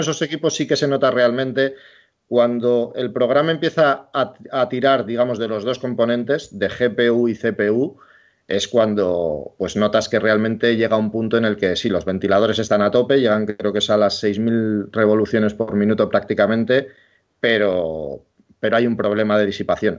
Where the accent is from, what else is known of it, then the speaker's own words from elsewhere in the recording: Bilbao, Basque Country, Spain; yo soy de Bilbao